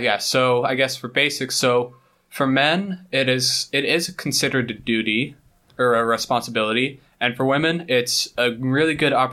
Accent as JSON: {"language": "English", "town": "South Jordan", "region": "Utah", "country": "United States", "moved": "as an adult", "lives_now": "Korea", "said": "I'm also from Utah, South Jordan."}